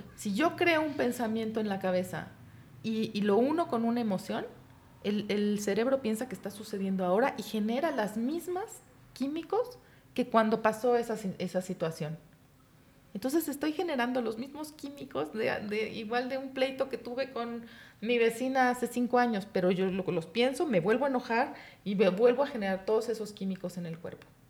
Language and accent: Spanish; Mexico; Los mexicanos pudimos